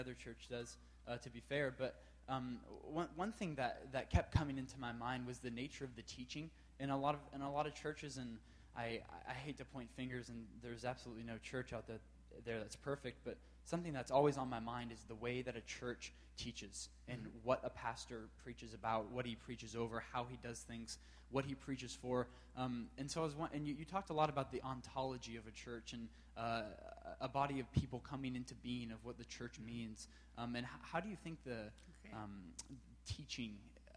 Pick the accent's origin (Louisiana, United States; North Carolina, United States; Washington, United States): Washington, United States; Seattle; moved away as an adult; now in Waco, United States; I'm a sophomore here at Baylor, and I'm from Seattle, Washington.